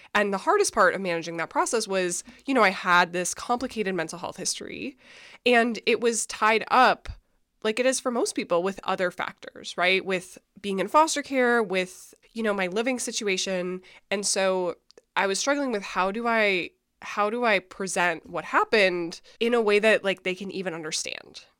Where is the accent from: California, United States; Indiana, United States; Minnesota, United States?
Minnesota, United States; I'm from Minnesota. I grew up super religious